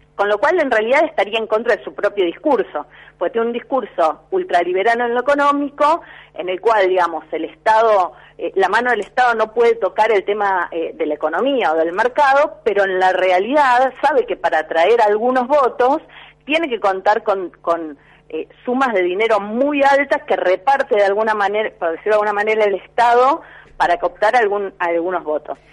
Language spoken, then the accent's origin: Spanish; Rosario, Santa Fe, Argentina; yo soy de Rosario